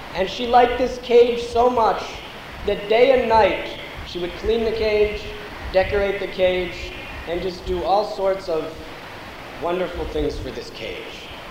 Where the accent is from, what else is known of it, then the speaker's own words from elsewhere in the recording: United States; I'm coming from the United States of America. I was born and raised there.